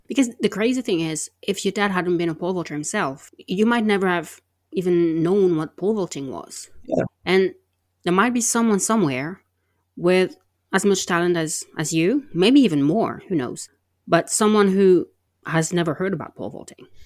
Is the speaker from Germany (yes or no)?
no; France; I'm from France and I'm a polyglot